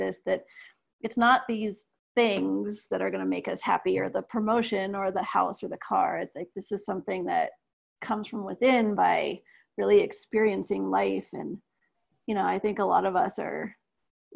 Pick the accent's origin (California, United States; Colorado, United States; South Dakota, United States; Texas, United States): Colorado, United States; Aspen; also born or lived in Ecuador; from growing up in Aspen